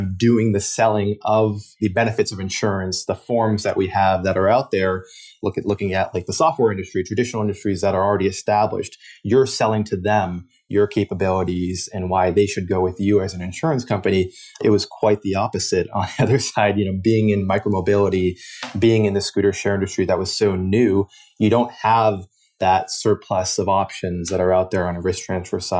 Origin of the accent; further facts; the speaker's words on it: Boston, Massachusetts, United States; I grew up in the Boston area in the Northeast